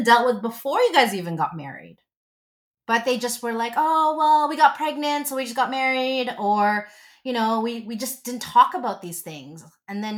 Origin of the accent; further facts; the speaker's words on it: Philippines; I'm Filipino